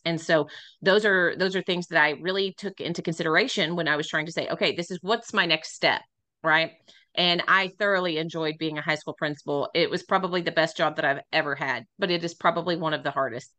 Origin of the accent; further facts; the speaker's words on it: Midland, Texas, United States; moved away as an adult; also born or lived in San Angelo, Texas; I am originally from Midland, Texas